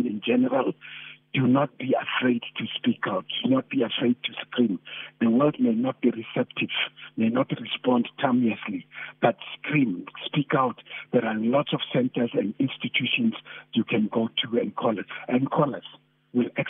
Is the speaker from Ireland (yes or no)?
no; South Africa; as South African men